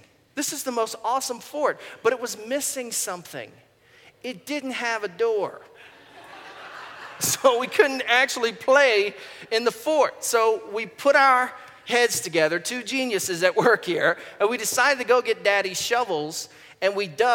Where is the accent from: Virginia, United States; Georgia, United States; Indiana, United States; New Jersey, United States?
Virginia, United States; Goochland; My brother and I, when we were kids, we grew up in Goochland, Virginia, and we lived for the first 10 or 12 years of our life in this rural part of Virginia